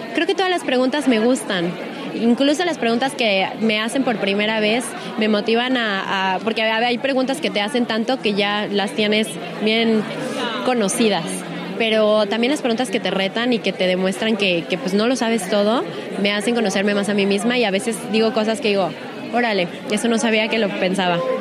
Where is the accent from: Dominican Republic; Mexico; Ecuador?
Mexico; una mexicana, orgullosamente mexicana